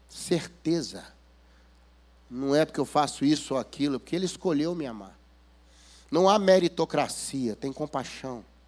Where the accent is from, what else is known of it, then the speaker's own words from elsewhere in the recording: Minas Gerais, Brazil; accent: mineirês; Eu venho lá das Minas Gerais e ontem já me falaram que eu usei termos aqui que vocês não conhecem. Né? O mineirês é muito difícil